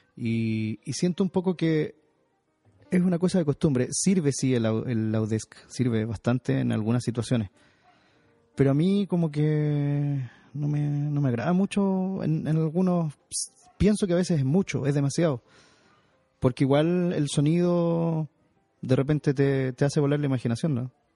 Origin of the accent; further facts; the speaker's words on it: Chile; also born or lived in Santiago; yo soy chileno, vivo en Santiago de Chile